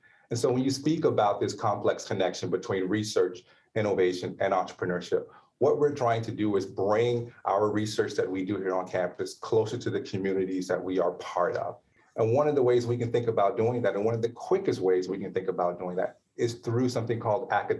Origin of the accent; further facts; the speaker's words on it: Houston, Texas, United States; Houston, Texas.